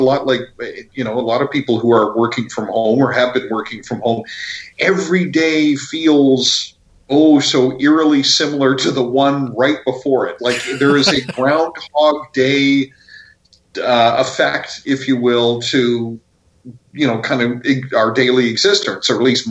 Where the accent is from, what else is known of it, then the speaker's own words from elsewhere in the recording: Vancouver, British Columbia, Canada; I come from growing up in Vancouver